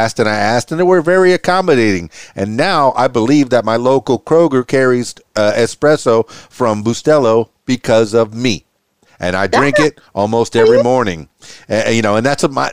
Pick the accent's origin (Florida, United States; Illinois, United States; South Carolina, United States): Florida, United States; Miami; moved away; also born or lived in Conway, Arkansas; I'm from Miami, Florida